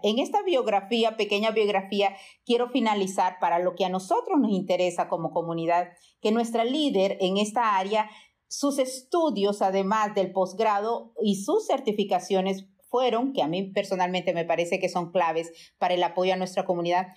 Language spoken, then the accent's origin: Spanish; Honduras; now in United States; salí muy jovencita de Honduras y nunca voté allá